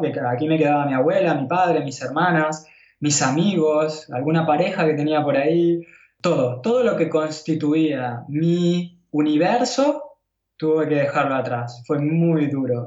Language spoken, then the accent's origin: Spanish; Buenos Aires, Argentina; moved away as an adult; also born or lived in India; now in Catalonia, Spain; podría haber vuelto a, Buenos Aires, pero yo sabía que el último lugar donde yo quería estar era donde yo nací